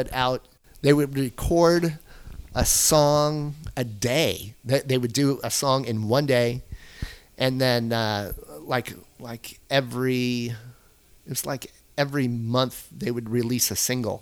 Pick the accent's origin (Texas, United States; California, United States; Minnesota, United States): California, United States; Anaheim; I grew up in Anaheim, so I'm part of that Orange County area, that scene.